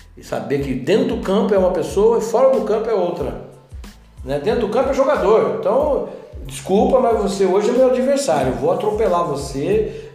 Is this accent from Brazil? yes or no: yes; Paranaguá, Paraná, Brazil; moved away as an adult; now in Itajubá, Brazil; lá em Paranaguá, na minha cidade natal